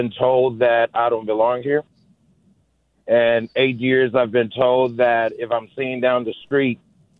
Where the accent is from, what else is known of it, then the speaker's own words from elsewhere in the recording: Kenya; also born or lived in Texas; now in Marin County, United States; Online Show. Tuna Checking TV out of Kenya, Africa, but I do live here in Marin County. And I've been living here for the past 8 years.